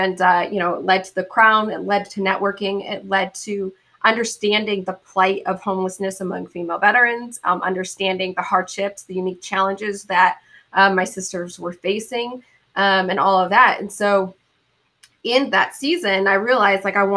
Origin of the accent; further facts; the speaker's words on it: Boise, Idaho, United States; moved away; I'm from Boise, Idaho